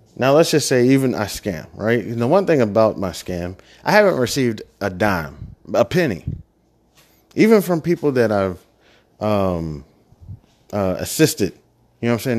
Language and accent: English; Midwest, United States; moved away; I was from the Midwest. I'm, you know, Bible thumping town